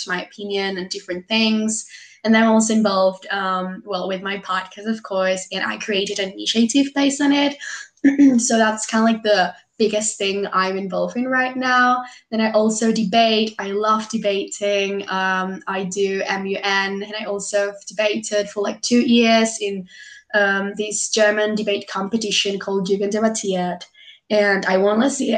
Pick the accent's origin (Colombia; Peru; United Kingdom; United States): Peru; I'm from Peru